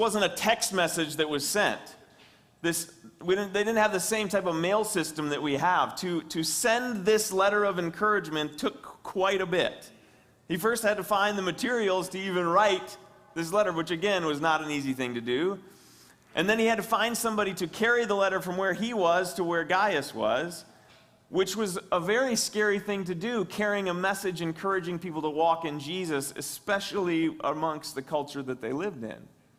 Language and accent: English; West Branch, United States; moved away; my hometown, West Branch